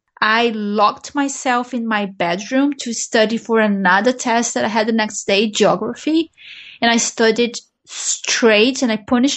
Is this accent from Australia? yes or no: no; Brazil; English is a second language; The first time ever when I started learning English at school, I was 10 years old, and that's fifth grade in Brazil.